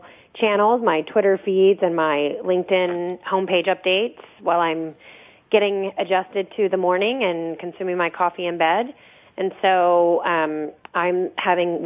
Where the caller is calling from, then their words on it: San Francisco Bay Area, California, United States; I'm calling from San Francisco Bay Area